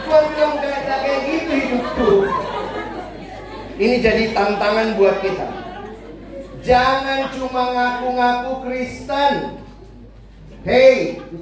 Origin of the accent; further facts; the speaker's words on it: Makassar, South Sulawesi, Indonesia; also born or lived in Jakarta; Sorry, saya dari Indonesia Timur. Saya Papa Ambon, Mama Manado, lahir besar Makassar. Kuliah di Jakarta, Indonesia banget gua.